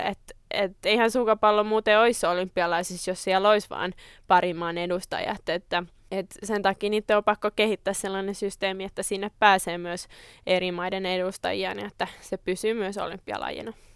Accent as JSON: {"language": "Finnish", "town": "Tammisaari", "region": "Uusimaa", "country": "Finland", "tie": "born or raised there", "said": "mä oon Tammisaaresta kotoisin"}